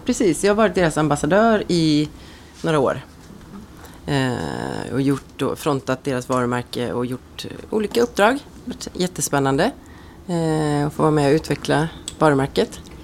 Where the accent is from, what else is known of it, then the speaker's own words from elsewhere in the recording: Ulricehamn, Västra Götaland, Sweden; Salong Ros i Ulricehamn, där jag är från, där jag är född